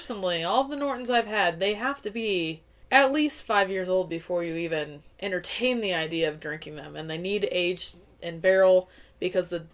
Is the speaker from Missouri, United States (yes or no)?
yes; Missouri, United States; I was born and raised in Missouri